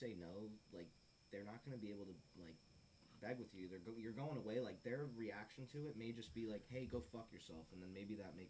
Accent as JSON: {"language": "English", "region": "Florida", "country": "United States", "tie": "born or raised there", "said": "South Florida."}